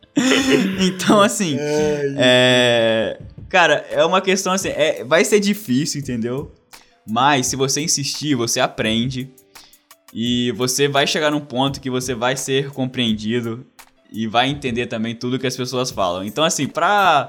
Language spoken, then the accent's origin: Portuguese; Brazil; moved away as an adult; also born or lived in Wales / Canada; now in Australia